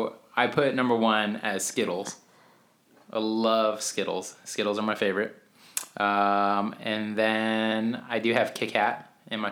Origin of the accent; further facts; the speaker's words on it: Albuquerque, New Mexico, United States; we grew up in Albuquerque, New Mexico